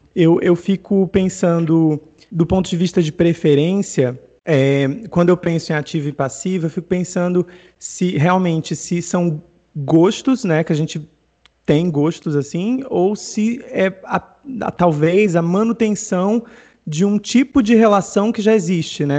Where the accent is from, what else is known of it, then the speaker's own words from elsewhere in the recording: Northeast Region, Brazil; eu sou nordestino